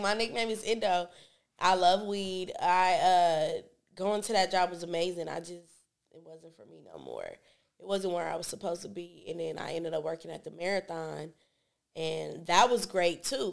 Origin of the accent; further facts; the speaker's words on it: Hawthorne, California, United States; I grew up in Hawthorne, but my daddy and my mama they from the East Side